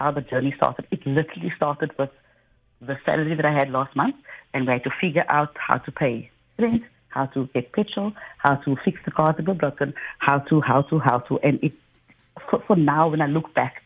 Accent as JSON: {"language": "English", "town": "Cape Town", "region": "Western Cape", "country": "South Africa", "said": "I'm from Mitchell, Spain"}